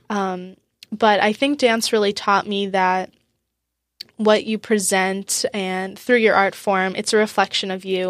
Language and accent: English; Boca Raton, Florida, United States; moved away as an adult; also born or lived in University of Wisconsin; now in Wisconsin, United States; I grew up in South Florida in Boca Raton. And I lived there until I was eighteen